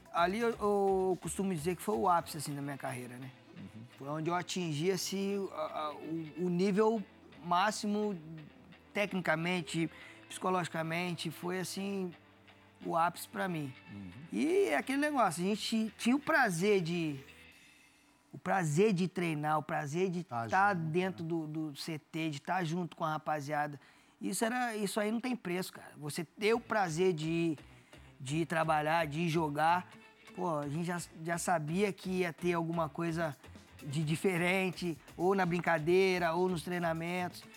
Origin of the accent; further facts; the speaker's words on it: Volta Redonda, Rio de Janeiro, Brazil; moved away as an adult; now in Santos, Brazil; sou de Volta Redonda, não tem praia